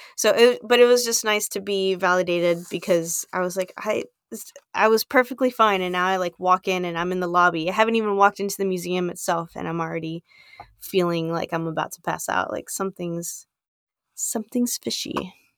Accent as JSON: {"language": "English", "town": "Brownsville", "region": "Texas", "country": "United States", "tie": "born or raised there", "said": "born and raised in Brownsville"}